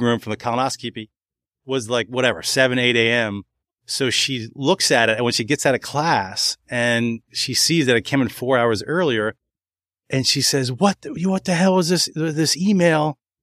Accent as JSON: {"language": "English", "area": "Montgomery County", "region": "Maryland", "country": "United States", "tie": "born or raised there", "said": "I grew up in Montgomery County, Maryland"}